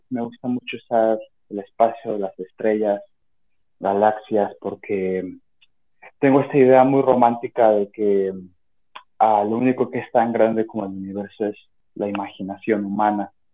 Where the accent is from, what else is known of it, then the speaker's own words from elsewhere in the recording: Mexico; yo soy mexicano y trabajo como diseñador gráfico independiente